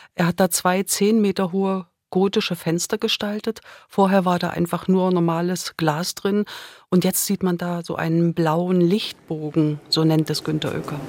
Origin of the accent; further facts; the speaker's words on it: Dresden, Saxony, Germany; now in Schwerin, Germany; in meiner Heimatstadt in Dresden